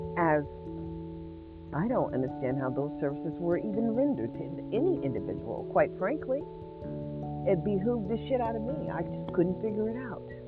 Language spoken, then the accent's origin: English; United States; I am an American citizen